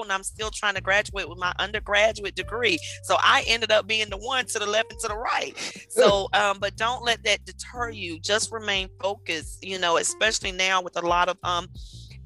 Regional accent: Raleigh, North Carolina, United States; also born or lived in Wilmington, North Carolina; now in Charlotte, United States; I am originally from Raleigh, but raised between Raleigh and Wilmington, North Carolina. I came to Charlotte in late 2005.

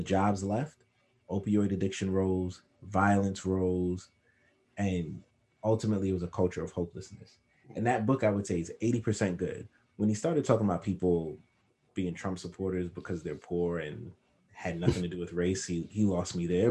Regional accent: New York City, New York, United States; Growing up in Crown Heights, we knew everybody on our block and the next block over.

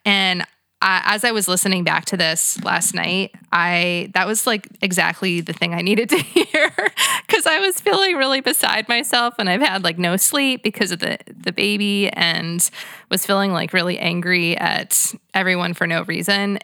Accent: United States; as an American white girl

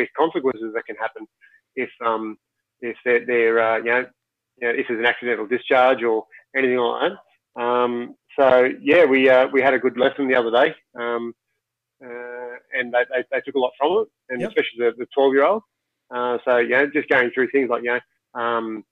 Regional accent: Sydney, New South Wales, Australia; I grew up in Western Sydney, my parents never had firearms or anything like

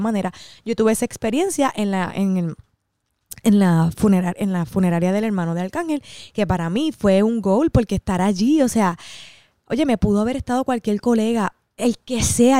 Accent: Cidra, Puerto Rico; yo soy de Sidra

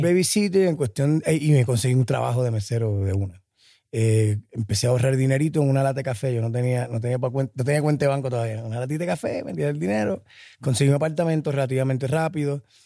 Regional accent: Puerto Rico; moved away as an adult; also born or lived in Minnesota / New York; Yo me fui eh, de Puerto Rico para Minnesota

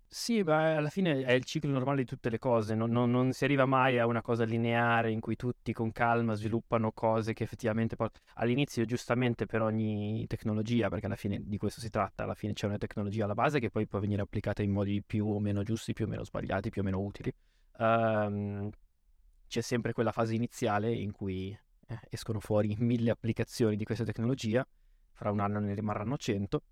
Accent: Lazise, Veneto, Italy; io vengo da un paesino in provincia di Verona, sul lago di Garda

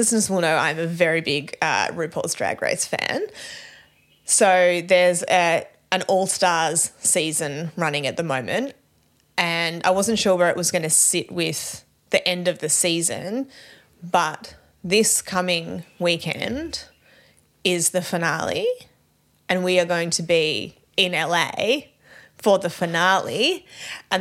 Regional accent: Australia

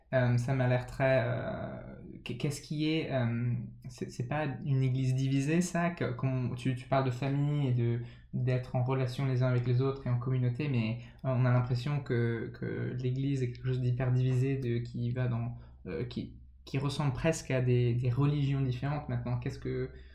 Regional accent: France; j'ai grandi en, en, France de parents anglais

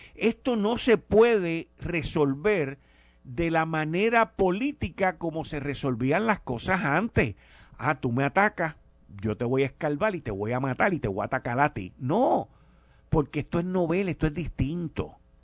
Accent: Puerto Rico; como puertorriqueño

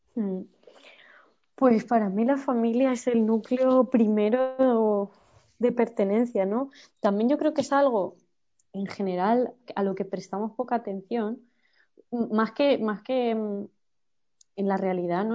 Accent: Campo de Criptana, Castilla-La Mancha, Spain; born or raised there; moved away as an adult; also born or lived in Ontígola; now in Madrid, Spain

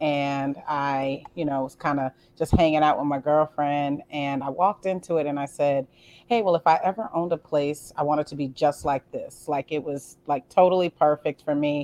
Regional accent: Boston, Massachusetts, United States; I'm from Boston, Massachusetts, born and raised Roxbury, Dorchester area. Grew up in the South End as well

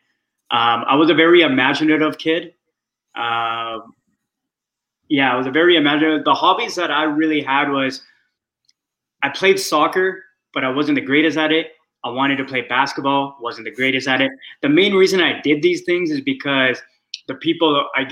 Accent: small town in northern British Columbia, Canada; also born or lived in Surrey, BC; So I grew up on the West Coast, but I didn't grow up in Vancouver. I grew up in a small town, which was up north, which is 6 hours away from Vancouver

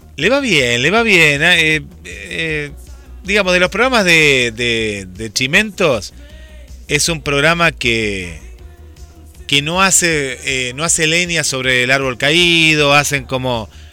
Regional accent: Argentina

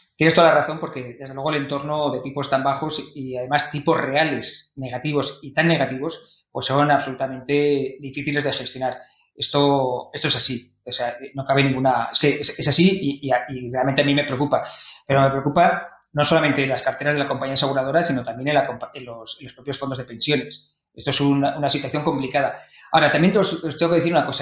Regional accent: Vitoria-Gasteiz, Basque Country, Spain; also born or lived in Madrid; now in Barcelona, Spain; yo soy de Vitoria

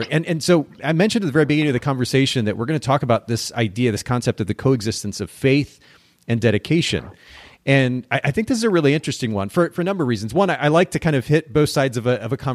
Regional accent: Japan; I grew up in Japan. I spent about 10 years of my life there.

